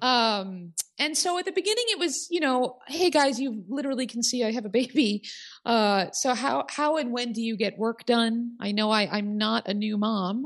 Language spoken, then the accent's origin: English; Oak Park, Illinois, United States; my hometown of Oak Park, Illinois